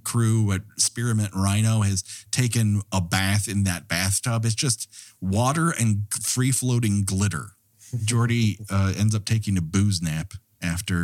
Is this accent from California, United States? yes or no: yes; Montrose, California, United States; My barber growing up in Montrose, California